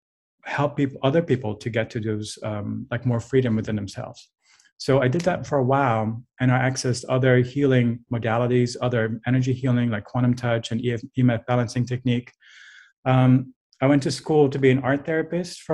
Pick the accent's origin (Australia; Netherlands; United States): Netherlands; moved away; I'm from a culture where that's not normal. I'm from the Netherlands